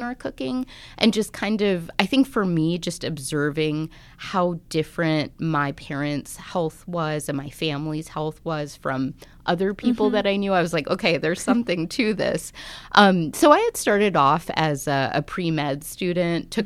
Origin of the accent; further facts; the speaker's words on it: Washington, District of Columbia, United States; moved away as an adult; also born or lived in Alaska / Tuba City, Arizona; I'm originally from the Washington, D.C. area, but I've kind of moved around, worked in Alaska, and most recently I came from Tuba City.